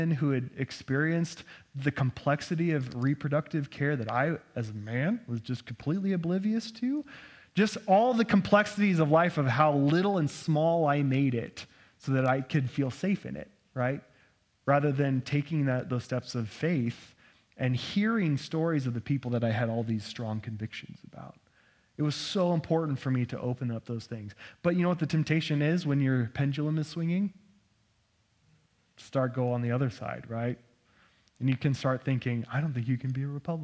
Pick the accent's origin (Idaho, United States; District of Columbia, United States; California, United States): Idaho, United States; Nampa; I grew up in Nampa, and I thought Cathedral of the Rockies is where all the heretics went